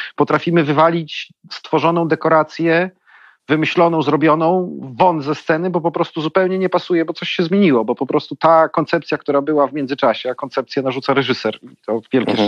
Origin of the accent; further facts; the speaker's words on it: Białystok, Podlaskie Voivodeship, Poland; now in Warsaw, Poland; ja jestem z Białego Stoku